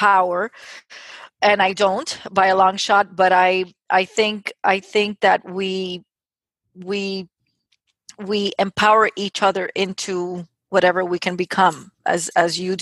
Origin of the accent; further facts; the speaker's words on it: United States; I'm a first generation proud American, born to a Cuban family